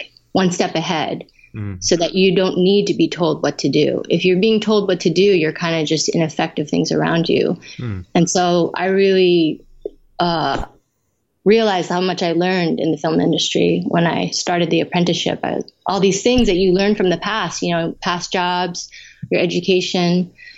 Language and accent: English; San Francisco, California, United States; moved away as an adult; also born or lived in Taiwan / New York; now in Hawaii, United States; I was born in Taiwan, but I grew up in the Bay Area. My parents immigrated when I was a baby. So I grew up in San Francisco and around there